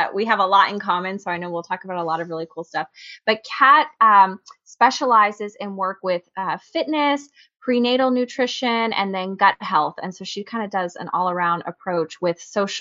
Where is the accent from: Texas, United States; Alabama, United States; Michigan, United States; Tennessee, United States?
Texas, United States; San Antonio; I was born and raised in San Antonio.